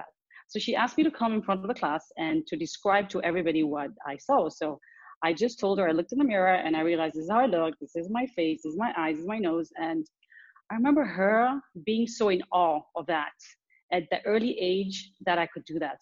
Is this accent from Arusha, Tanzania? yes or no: no; Dar es Salaam, Tanzania; also born or lived in Nairobi, Kenya; I grew up between Dar es Salaam, the city I'm from, and Nairobi, Kenya